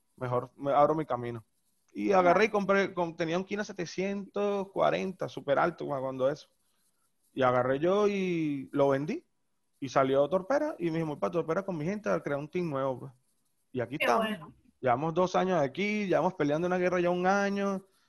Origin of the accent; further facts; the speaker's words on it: La Guaira, Venezuela; yo soy de La Guaira